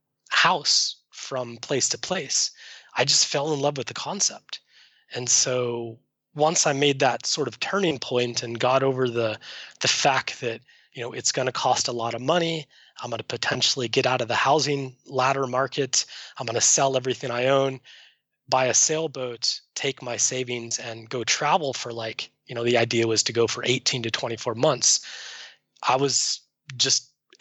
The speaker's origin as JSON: {"language": "English", "region": "Arizona", "country": "United States", "tie": "born or raised there", "also_born_or_lived": "Seattle", "moved": "as an adult", "said": "I grew up in Arizona, landlocked"}